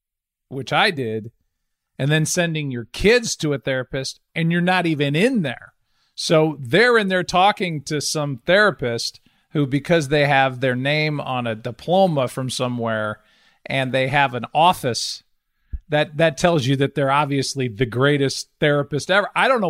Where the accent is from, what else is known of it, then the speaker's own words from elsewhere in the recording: Chicago, Illinois, United States; born there; Well, I was born in Chicago.